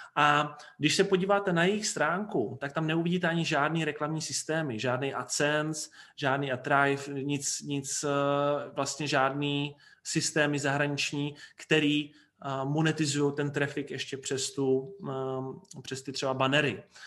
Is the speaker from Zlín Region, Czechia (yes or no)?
no; Brno, South Moravian Region, Czechia; U nás v Brně